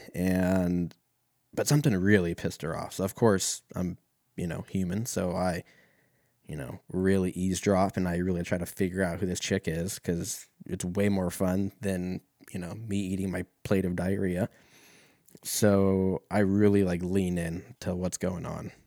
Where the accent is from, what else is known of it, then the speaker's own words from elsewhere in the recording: Oregon, United States; I'm from Oregon.